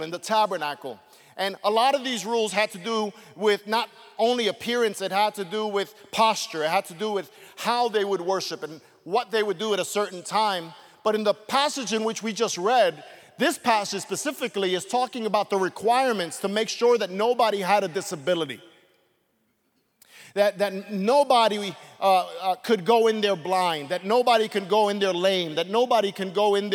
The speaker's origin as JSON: {"language": "English", "town": "New York City", "region": "New York", "country": "United States", "tie": "born or raised there", "said": "As a kid growing up in Brooklyn, my parents would oftentimes take me to a place called Coney Island"}